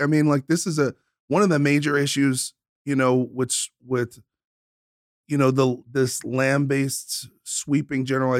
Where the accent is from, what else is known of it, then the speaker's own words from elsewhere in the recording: Brooklyn, New York, United States; I grew up in Brooklyn, bro.